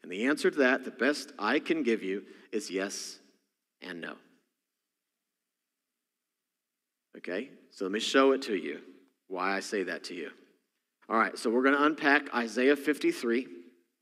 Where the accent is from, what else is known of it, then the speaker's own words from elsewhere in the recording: Texas, United States; accent: Texas; moved away; my Texas accent, because I'm from Texas originally, comes out